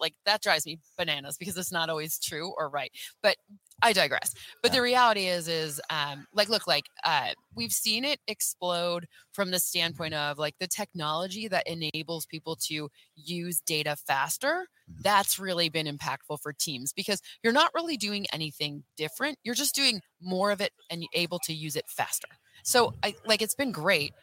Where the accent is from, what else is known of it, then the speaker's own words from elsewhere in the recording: Michigan, United States; I'm from Michigan